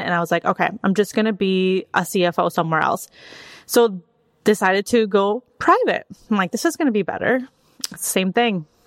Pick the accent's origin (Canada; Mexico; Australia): Mexico; also born or lived in Wisconsin; now in Austin, United States; I was born and raised in Mexico